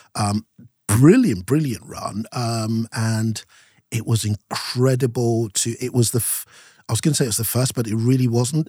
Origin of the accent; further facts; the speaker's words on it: Nigeria; moved away as an adult; now in United Kingdom; from seven all the way through to nineteen ninety, I lived in Nigeria, so I had my primary school, uh, secondary school, uni, all in Nigeria